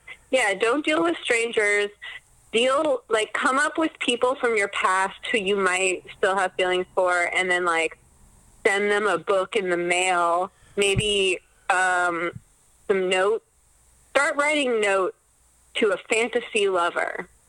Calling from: Los Angeles, California, United States; I'm calling from Los Angeles.

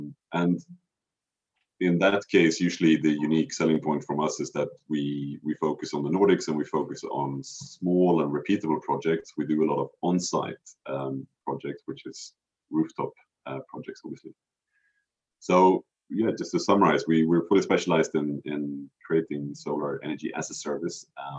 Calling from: Stockholm, Stockholm County, Sweden; also born or lived in Cambridge; I'm calling you from Stockholm, which is where I'm based and live these days.

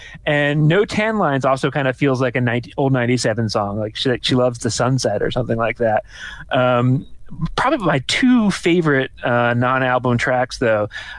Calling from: England, United Kingdom; I'm recording this from England, so this feels really appropriate.

